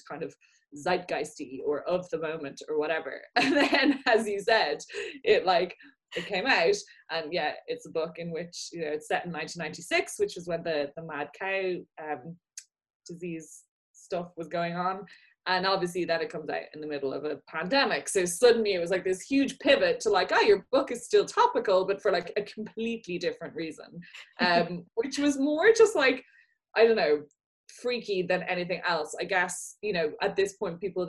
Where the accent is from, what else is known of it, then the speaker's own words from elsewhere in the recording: Ireland; now in United Kingdom; I'm an Irish person who lives in the UK.